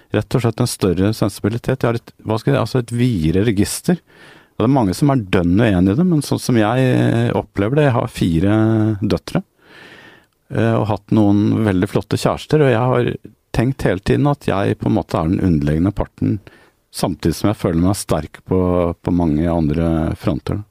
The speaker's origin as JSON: {"language": "Norwegian", "country": "Norway", "said": "som nordmenn"}